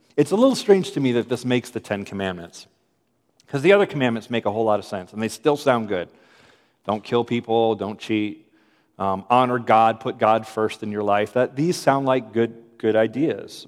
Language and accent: English; United States; I'm efficient American